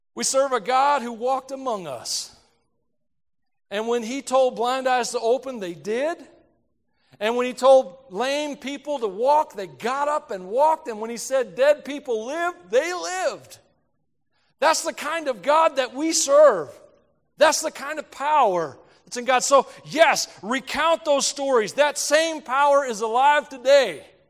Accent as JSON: {"language": "English", "country": "United States", "said": "I'm an American"}